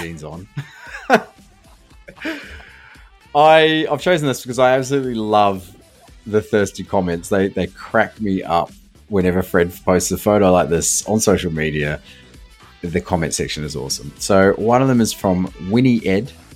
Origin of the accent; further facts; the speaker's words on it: New Zealand; now in Australia; where I grew up in New Zealand